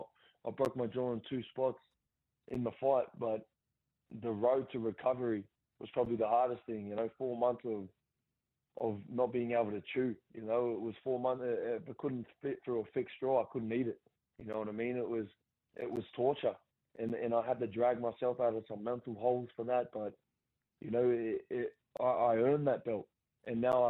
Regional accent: Central Coast, New South Wales, Australia; my hometown

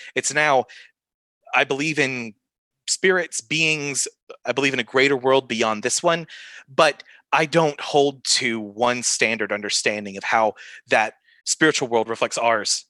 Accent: the South, United States; I grew up in the South

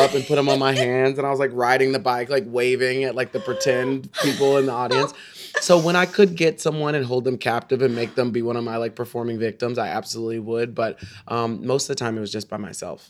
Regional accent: Texas, United States; I was from Texas

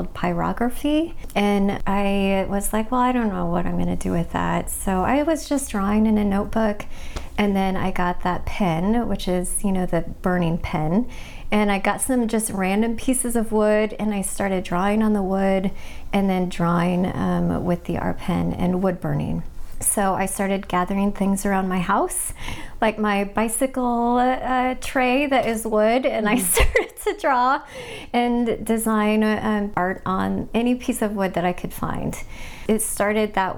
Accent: Kansas City, Missouri, United States; moved away as an adult; also born or lived in Colorado; now in Portland, United States; I grew up in the Midwest in Kansas City, Missouri

